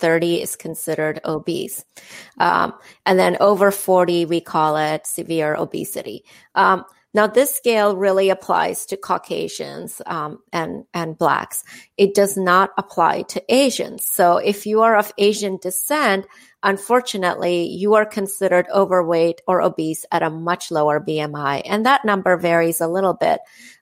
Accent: India; moved away; I'm from India

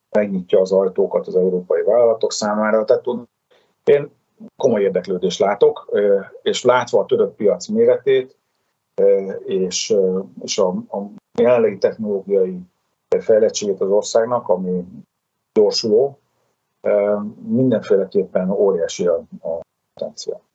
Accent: Szeged, Csongrád-Csanád, Hungary; mi mindketten ugye szegediek vagyunk

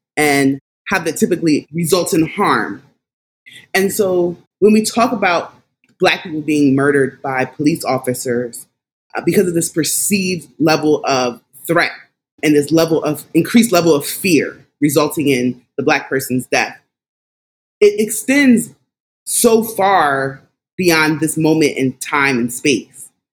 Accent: Philadelphia, Pennsylvania, United States; also born or lived in Washington, D.C. area; I am a native of Philadelphia. I'm from Philadelphia, have lived there majority of my life

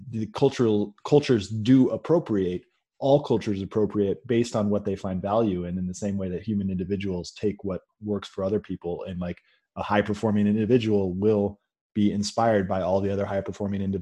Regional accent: California, United States; I came from Silicon Valley and was uh, surrounded by investors when I was younger

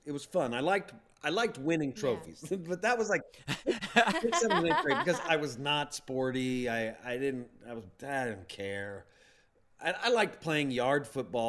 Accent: Plano, Texas, United States; I grew up in Plano, Texas

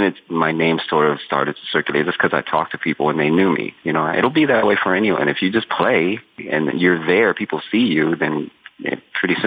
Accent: Denver, Colorado, United States; moved away as an adult; now in New York, United States; I'm from Denver

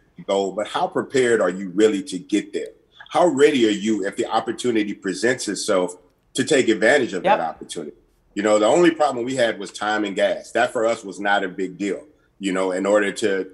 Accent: Port Arthur, Texas, United States; we're from Port Arthur, Texas, a very small industrial town

